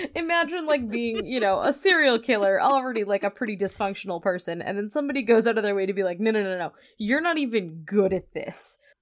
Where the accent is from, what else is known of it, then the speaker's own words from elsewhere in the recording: New Brunswick, Canada; I'm from New Brunswick